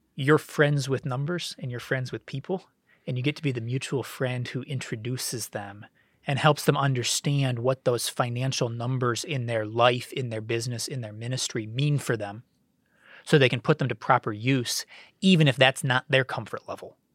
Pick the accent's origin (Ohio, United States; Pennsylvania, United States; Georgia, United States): Ohio, United States; Cleveland; growing up in Cleveland in the nineties